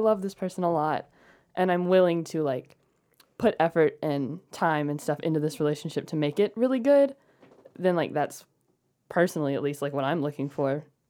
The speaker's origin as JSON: {"language": "English", "town": "Carrollton", "country": "United States", "also_born_or_lived": "Nashville, Tennessee"}